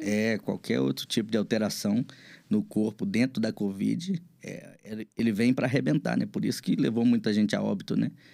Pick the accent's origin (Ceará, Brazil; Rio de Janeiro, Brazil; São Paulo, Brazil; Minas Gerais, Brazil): Minas Gerais, Brazil; Belo Horizonte; also born or lived in São Geraldo da Piedade, Minas Gerais; Sou nascido em Belo Horizonte.